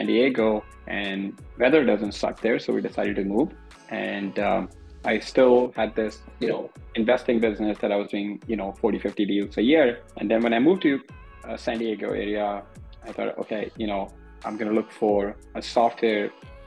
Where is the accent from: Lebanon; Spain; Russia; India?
India; moved away as an adult; also born or lived in New York / Chicago; Born and raised in India.